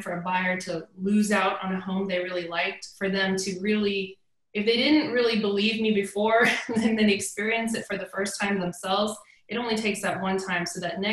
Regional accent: East Cobb, Georgia, United States; now in Woodstock, United States; I grew up in East Cobb, but I live in Woodstock now

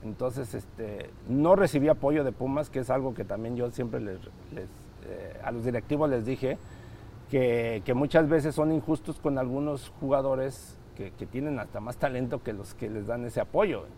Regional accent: Texcoco, State of Mexico, Mexico; yo soy del Estado de México, de, Texcoco, cerca de, la capital

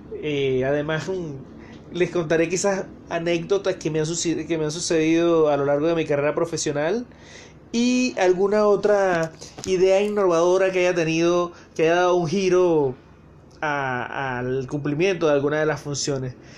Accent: Venezuela; now in Santiago, Chile; soy venezolano

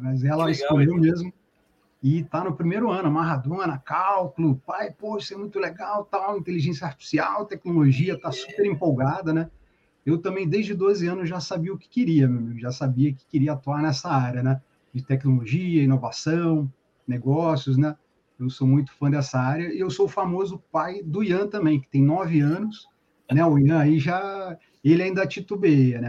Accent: Paracambi, Rio de Janeiro, Brazil; moved away as an adult; now in Niterói, Brazil; Eu sou do sul aqui do estado do Rio, de Paracambi, na verdade. E uns Sim. 15 anos eu migrei para cá, meu amigo, para Niterói

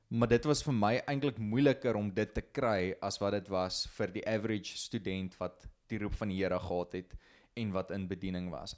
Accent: Potchefstroom, North West, South Africa; also born or lived in Klerksdorp; Ek kom van Potchef, gebore hierso of nie eintlik gebore hier, ek is gebore in Klerksdorp, maar heel lewe lank in Potchef gebly.

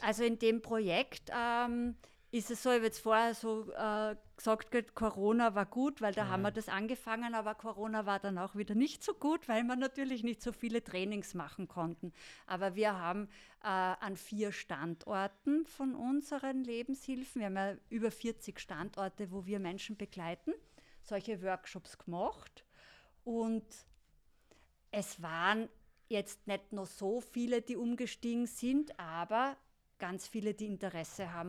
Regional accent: Styria, Austria; wir kommen aus Graz, Volzberg gell? und Wies, aus der Steiermark

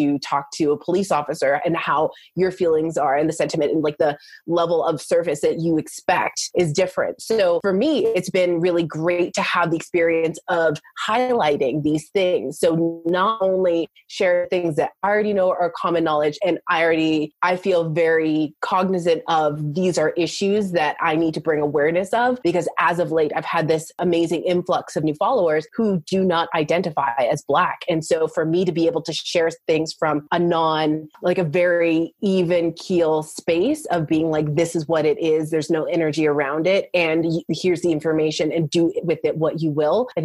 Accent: Canada; also born or lived in United States; I'm actually Canadian. So I live in between Canada and the US

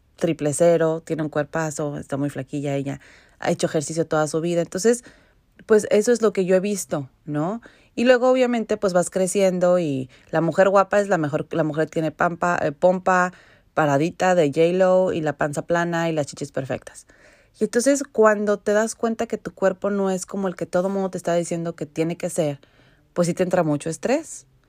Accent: Mexico; now in Vancouver, Canada; yo crecí en México

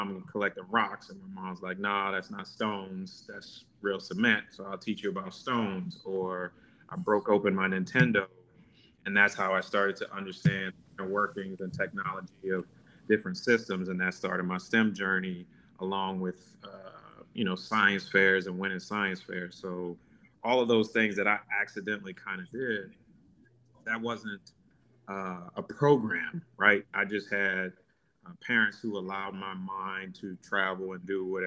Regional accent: New Orleans, Louisiana, United States; growing up in New Orleans and how we were raised

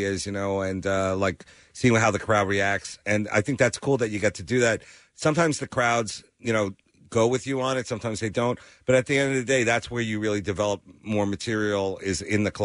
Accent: Long Island, New York, United States; I'm from Long Island

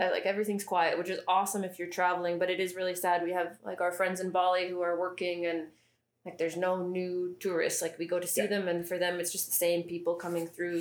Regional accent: Canada; now in Indonesia; I'm Canadian

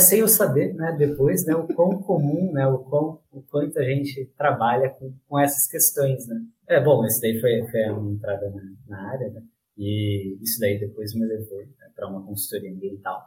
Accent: Diadema, São Paulo, Brazil; eu sou de Diadema, aqui na, na Grande São Paulo

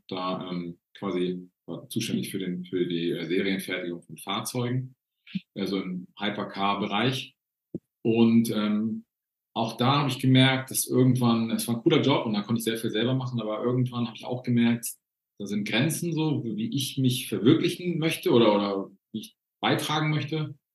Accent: Northern Germany, Germany; ich bin in Norddeutschland groß geworden und äh, wir wohnen jetzt in Bayern mittlerweile

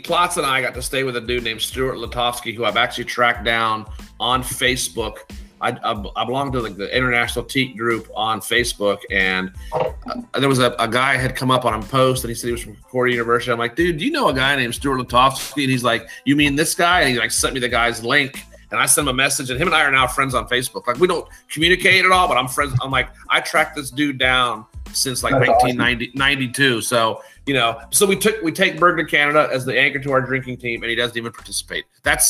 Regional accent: Spain; born there; Spain. I was born in Spain.

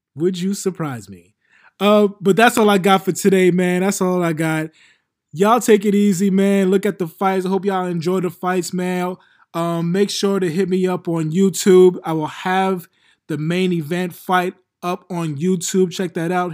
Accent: New York City, New York, United States; I'm from Queens, but We right next to Brooklyn

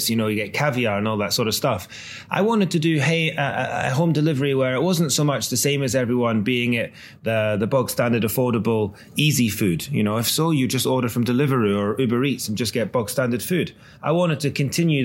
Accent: Scotland, United Kingdom; now in London, United Kingdom; I've always been very proud of being Scottish

